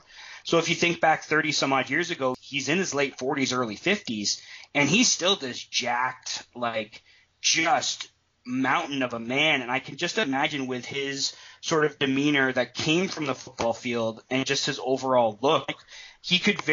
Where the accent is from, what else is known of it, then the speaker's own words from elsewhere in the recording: Canada; growing up in Canada back in the day